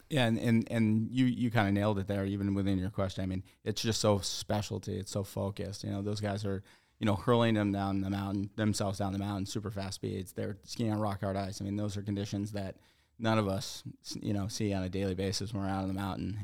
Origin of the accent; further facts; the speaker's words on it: Stratton, Vermont, United States; I grew up in Vermont my whole life. I grew up in the Stratton area